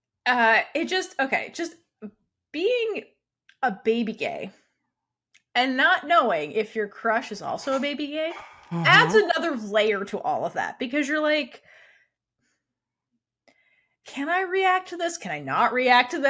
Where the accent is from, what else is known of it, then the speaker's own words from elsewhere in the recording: East Coast, United States; I grew up on the East Coast.